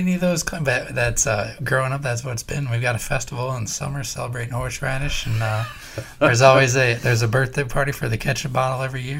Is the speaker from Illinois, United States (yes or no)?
yes; Collinsville, Illinois, United States; moved away as an adult; also born or lived in Massachusetts; But my hometown, it's Collinsville, Illinois. It's got 2 claims to fame. It's the horseradish capital of the world.